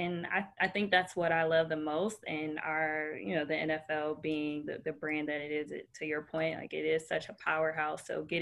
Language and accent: English; Detroit, Michigan, United States; now in Orlando, United States; I had no ties to Orlando prior to that. Like, I'm from Detroit. I'm born and raised a Detroit fan.